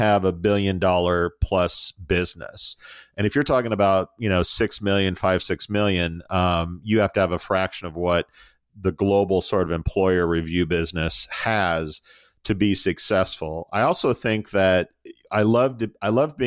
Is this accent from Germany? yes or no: no; United States; I'm American